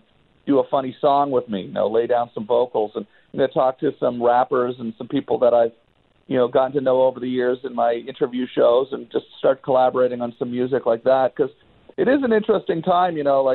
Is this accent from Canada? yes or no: yes; Ottawa, Ontario, Canada; moved away as an adult; now in Los Angeles, United States; growing up in Ottawa